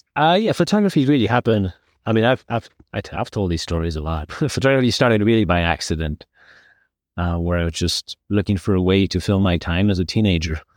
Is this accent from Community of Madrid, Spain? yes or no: yes; Community of Madrid, Spain; I was growing up, growing up in Madrid